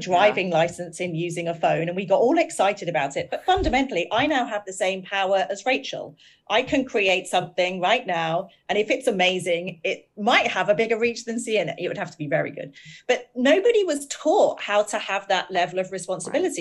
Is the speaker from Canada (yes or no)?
no; United Kingdom; We're both British. We both have lived in a country with terrible tabloid newspapers.